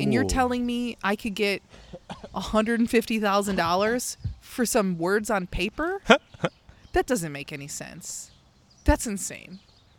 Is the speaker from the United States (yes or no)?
yes; Midwest, United States; growing up in the Midwest in, like, a really blue collar area, a lot of, you know, like, it's all working class people.